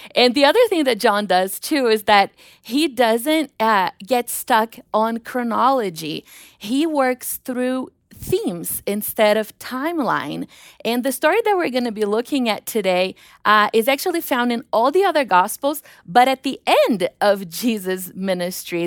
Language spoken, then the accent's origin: English; Brazil; moved away; the airport in Rio because my hometown is three hours away